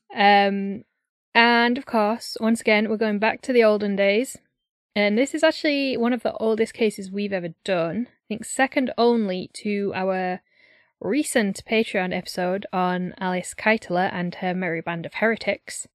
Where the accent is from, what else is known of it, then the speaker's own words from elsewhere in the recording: Yorkshire and the Humber, United Kingdom; I'm from Yorkshire